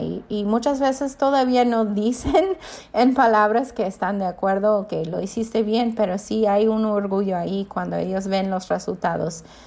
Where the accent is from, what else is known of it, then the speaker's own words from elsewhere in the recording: United States; first language English; Spanish is a second language; moved away as an adult; now in Mexico; nosotros están siendo americanos mi esposo y yo venimos a México hace 12 años ya nosotros viviendo en México hablamos inglés en casa